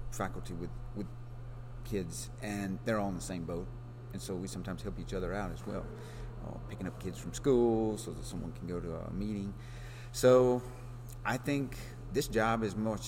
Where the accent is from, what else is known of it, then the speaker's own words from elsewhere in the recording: South Alabama, United States; also born or lived in Texas; now in Oklahoma, United States; I'm from South Alabama